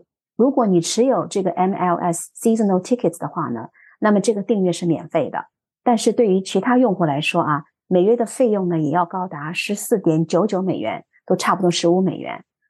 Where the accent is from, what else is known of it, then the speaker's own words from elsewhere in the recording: Shanghai, China; moved away; also born or lived in Miami, United States; 迈阿密就想到了我的故乡上海，